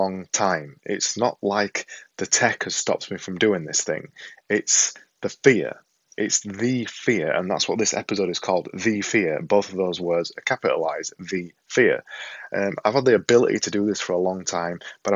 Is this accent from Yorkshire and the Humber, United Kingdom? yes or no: yes; Yorkshire and the Humber, United Kingdom; accent: Yorkshire; I've got this silly Yorkshire accent